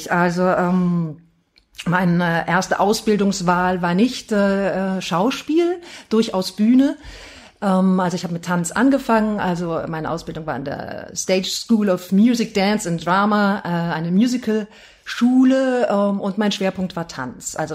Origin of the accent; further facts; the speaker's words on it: Heidelberg, Baden-Württemberg, Germany; born there; also born or lived in Duisburg; now in Oberhausen, Germany; gar nicht immer in Oberhausen gewohnt, sondern zwischenzeitlich auch mal in Duisburg. Ähm, bin aber gebürtige Heidelbergerin, komme also aus einer ganz anderen Region ähm, genau, Süddeutschland